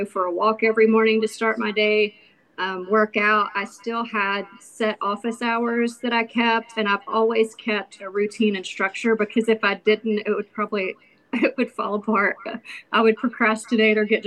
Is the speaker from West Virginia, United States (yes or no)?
yes; Oceana, West Virginia, United States; also born or lived in Beckley, West Virginia / Florida; I was born in Beckley and raised in Oceana